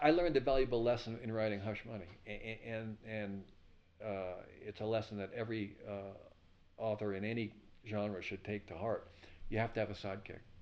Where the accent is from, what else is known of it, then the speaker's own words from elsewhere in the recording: Levittown, New York, United States; moved away; also born or lived in Pasadena; I grew up in Levittown, New York.